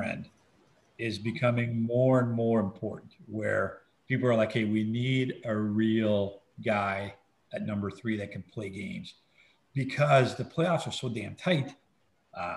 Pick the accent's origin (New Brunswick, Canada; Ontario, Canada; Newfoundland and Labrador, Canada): New Brunswick, Canada; now in St. Louis, United States; we're both from New Brunswick